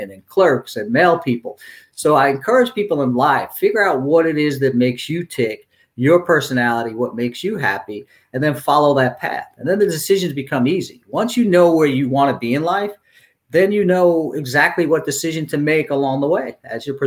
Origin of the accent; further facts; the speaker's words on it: New York City, New York, United States; I grew up in Brooklyn